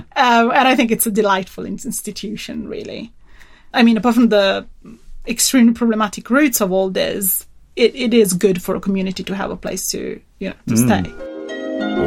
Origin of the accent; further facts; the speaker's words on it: Turin, Piedmont, Italy; my my hometown Turin, northern Italy.